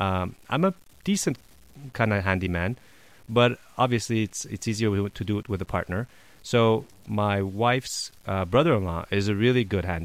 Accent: Montreal, Quebec, Canada; moved away; also born or lived in Los Angeles, California; I'm from Montreal

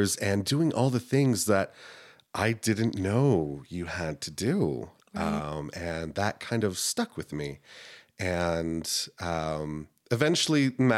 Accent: South Carolina, United States; born there; also born or lived in Texas / Turkey; I was a military kid, so okay. We moved around a lot. I was born in South Carolina. We moved to Texas. We lived overseas in Turkey for 2 years.

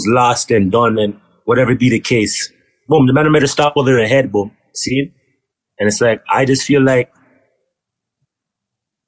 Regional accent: Toronto, Ontario, Canada; I'm from G-Way. That's it. Well, I'm from Kingston Road and Galloway.

